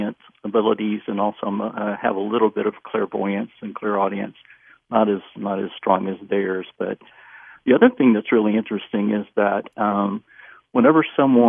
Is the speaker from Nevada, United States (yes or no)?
no; Memphis, Tennessee, United States; I was born and raised in Memphis.